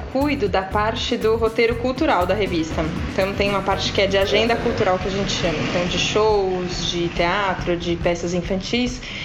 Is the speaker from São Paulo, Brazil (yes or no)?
yes; São Paulo, Brazil; eu nunca morei fora de São Paulo